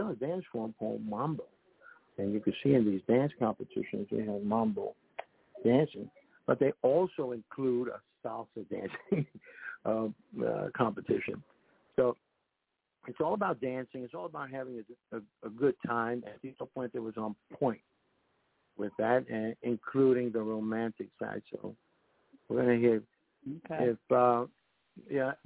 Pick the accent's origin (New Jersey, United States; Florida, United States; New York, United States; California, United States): New York, United States; New York City; when I was growing up in the Bronx in the 50s